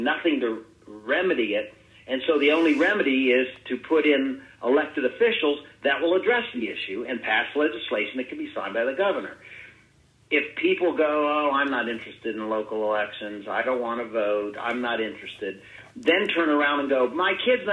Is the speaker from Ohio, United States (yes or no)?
yes; Ohio, United States; that's my home state, our home state.